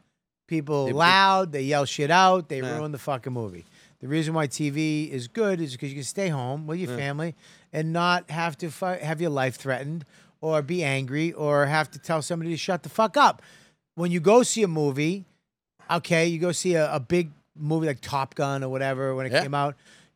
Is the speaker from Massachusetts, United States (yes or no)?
yes; Boston, Massachusetts, United States; I'm a Boston guy.